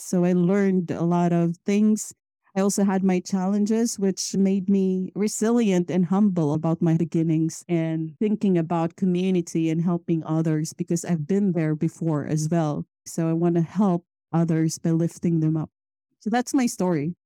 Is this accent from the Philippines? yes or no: yes; Philippines; moved away as an adult; now in Sweden; I moved from Philippines to Sweden about eleven years ago.